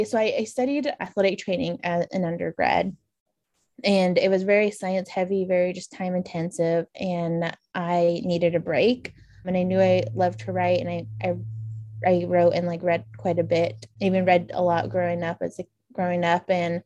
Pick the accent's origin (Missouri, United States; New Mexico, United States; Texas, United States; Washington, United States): New Mexico, United States; So I'm Dene or Navajo. So I grew up on the Navajo Nation, just on the eastern border of the reservation on the New Mexico side of Navajo